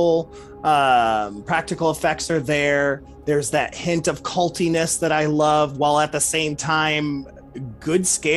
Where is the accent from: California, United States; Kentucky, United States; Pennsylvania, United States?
Kentucky, United States; Louisville; we're both from Louisville, Kentucky